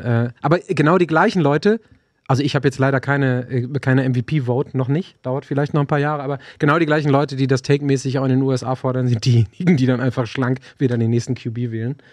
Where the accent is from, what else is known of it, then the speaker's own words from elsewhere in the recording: Germany; als Deutscher gewohnt